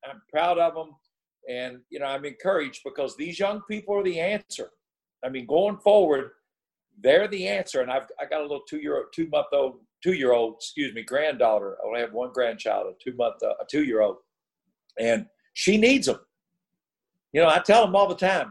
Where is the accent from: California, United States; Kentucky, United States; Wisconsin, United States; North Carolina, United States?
Kentucky, United States; Louisville; I grew up in the south end of Louisville. I grew up on Central Avenue right by Churchill Downs